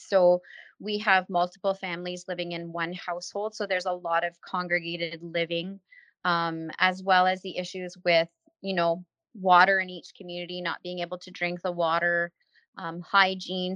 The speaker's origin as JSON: {"language": "English", "town": "Moosonee", "region": "Ontario", "country": "Canada", "tie": "born or raised there", "also_born_or_lived": "Moose Factory", "said": "raised in Moosonee"}